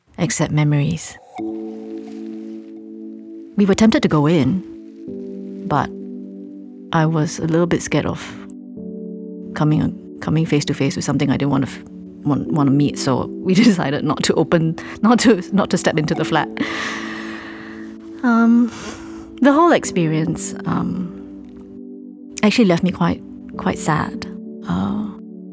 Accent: Singapore; we live in an island city

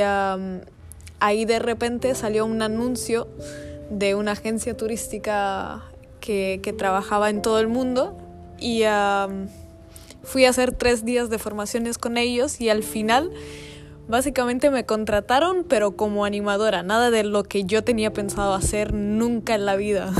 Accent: Italy; moved away as an adult; había regresado a Italia, mi país de origen, después de tres años afuera

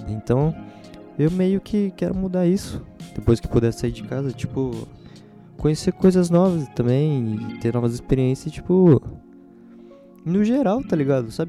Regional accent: São Paulo, Brazil; born there; eles usam bastante referência da cidade que eu moro, onde eu nasci, São Paulo.

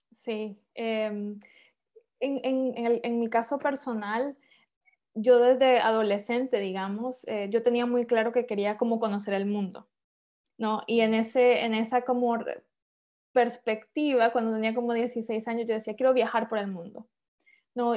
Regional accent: San Pedro Sula, Cortés, Honduras; moved away as an adult; also born or lived in Guatemala; now in Denmark; yo soy hondureña, em, nací y crecí en Honduras, eh, de San Pedro Sula específicamente

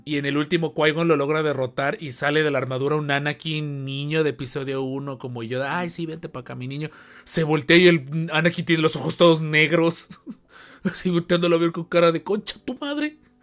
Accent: Xalapa, Veracruz, Mexico; Los que somos de Jalapa

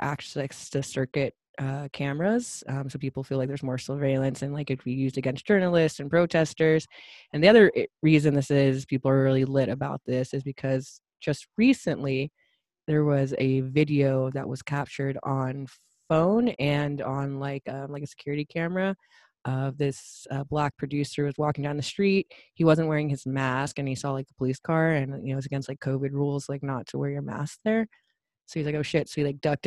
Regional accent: United States; as an American

